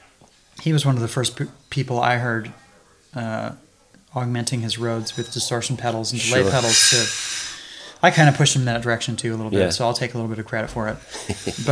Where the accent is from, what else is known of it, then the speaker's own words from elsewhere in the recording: Laguna Beach, California, United States; also born or lived in Los Angeles; I grew up in Laguna Beach, which is an hour from LA.